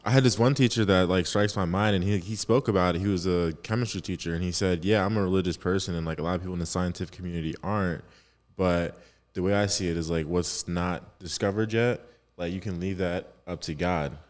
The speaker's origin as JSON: {"language": "English", "region": "New Jersey", "country": "United States", "said": "I'm from Jersey, so shout out South Jersey"}